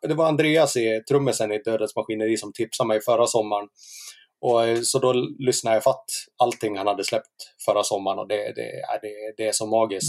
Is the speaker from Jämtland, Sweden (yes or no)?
yes; Sveg, Jämtland, Sweden; also born or lived in Leksand / Härjedalen mountains; now in Falun, Sweden; jag är uppvuxen i Sveg